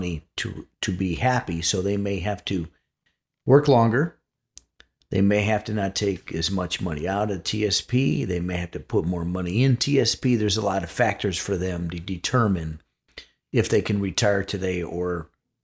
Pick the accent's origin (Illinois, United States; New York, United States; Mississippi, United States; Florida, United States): Illinois, United States; Chicago; moved away; I'm actually from Chicago